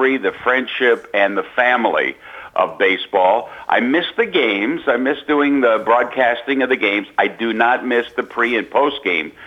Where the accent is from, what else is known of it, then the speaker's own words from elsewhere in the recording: Baltimore, Maryland, United States; when I was growing up in East Baltimore